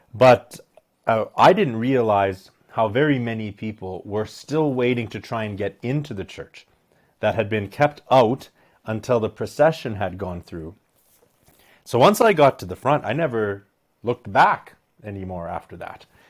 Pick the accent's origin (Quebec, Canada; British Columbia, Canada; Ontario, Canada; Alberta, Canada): Alberta, Canada; Medicine Hat; I was born and raised in Medicine Hat, Alberta